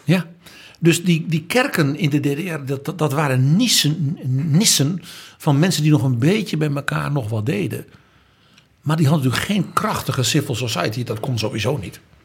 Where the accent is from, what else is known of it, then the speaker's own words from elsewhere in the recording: Netherlands; Als Nederlander